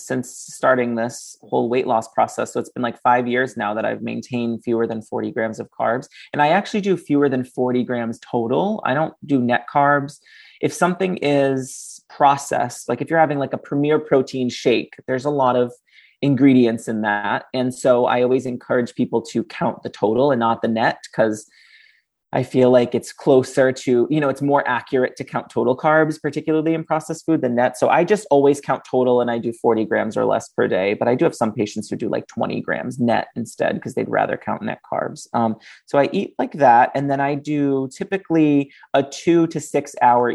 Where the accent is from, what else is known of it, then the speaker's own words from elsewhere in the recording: Fall River, Massachusetts, United States; I was raised on Portuguese food, and Fall River, Massachusetts is very famous for its Portuguese cuisine